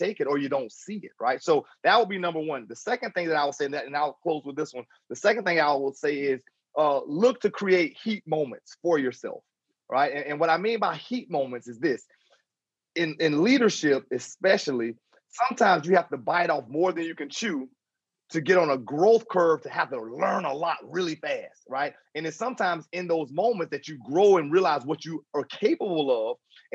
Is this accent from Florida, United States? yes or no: yes; Jacksonville, Florida, United States; Jacksonville, Florida, my hometown